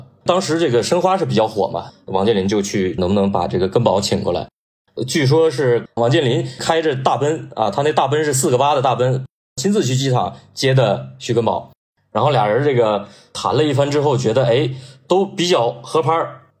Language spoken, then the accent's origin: Chinese; Northeast China, China; 我是东北人嘛